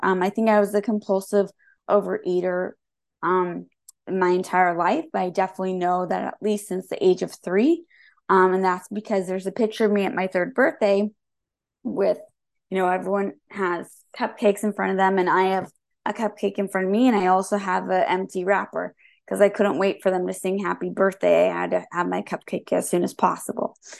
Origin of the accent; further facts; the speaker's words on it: Santa Rosa, California, United States; I was born and raised in Santa Rosa.